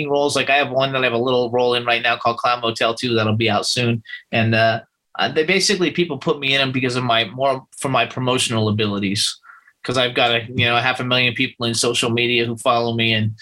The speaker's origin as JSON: {"language": "English", "region": "Florida", "country": "United States", "tie": "born or raised there", "also_born_or_lived": "Doylestown, Pennsylvania", "moved": "as an adult", "lives_now": "California, United States", "said": "I was born in Florida, raised in Florida for like 48 years. I lived there"}